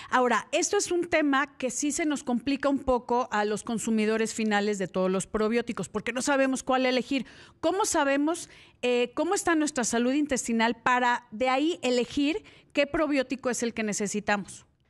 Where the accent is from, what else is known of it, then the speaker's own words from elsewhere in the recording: Mexico; lo que siempre hemos consumido como mexicanos y lo que nos cae bien como mexicanos